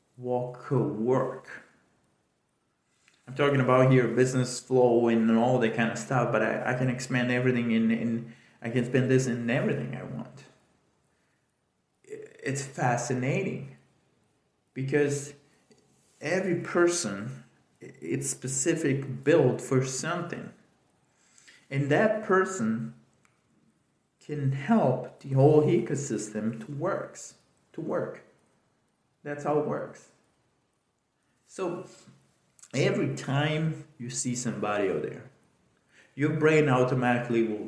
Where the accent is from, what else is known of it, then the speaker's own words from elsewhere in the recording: Italy; moved away; I grew up in Italy